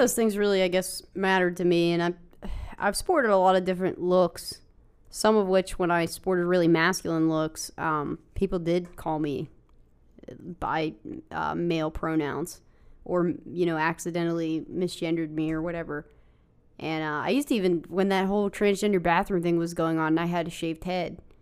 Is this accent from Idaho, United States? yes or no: no; West Virginia, United States; growing up in West Virginia, in our area